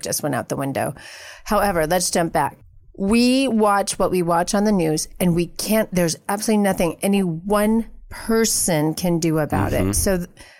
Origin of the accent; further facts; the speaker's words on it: Oregon, United States; moved away; I come from Oregon